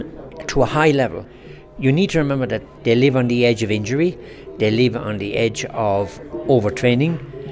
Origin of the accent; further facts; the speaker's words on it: Ireland; moved away as an adult; now in Kenya; I'm Irish, of course. Came to Kenya in 1976.